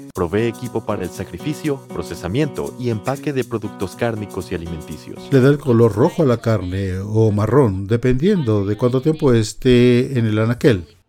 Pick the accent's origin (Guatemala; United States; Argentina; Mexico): United States; California; nosotros somos de California, allá se usa mucho el menudo